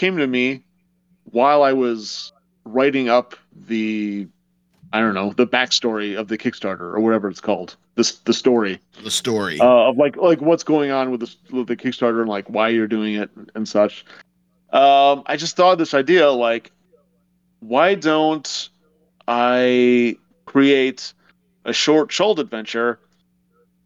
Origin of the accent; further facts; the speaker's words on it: Madison, Wisconsin, United States; my hometown of Madison, Wisconsin